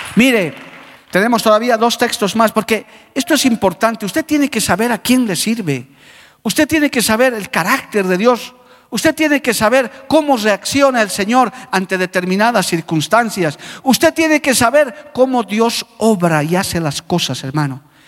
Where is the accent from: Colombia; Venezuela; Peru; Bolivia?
Bolivia; como boliviano